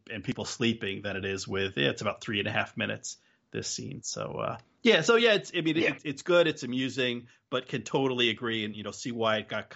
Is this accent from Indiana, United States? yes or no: no; New Jersey, United States; now in New England, United States; I'm originally from New Jersey and still most of my family is in New Jersey.